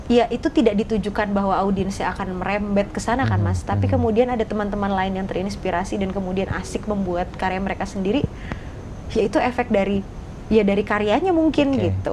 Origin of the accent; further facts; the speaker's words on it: Java, Indonesia; Karena kita orang Jawa gitu, kita orang orang orang Jawa yang memakai